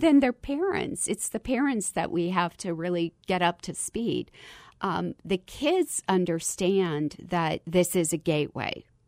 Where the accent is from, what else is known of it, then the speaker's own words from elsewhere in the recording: Kentucky, United States; moved away; as a girl growing up in Kentucky